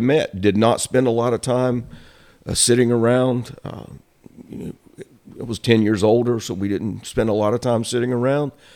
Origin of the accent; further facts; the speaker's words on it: Shelby, North Carolina, United States; also born or lived in Boone, North Carolina / California; now in Cherryville, United States; I was actually born in Boone. My dad was in college there. we moved back to Cleveland County, so I grew up in Shelby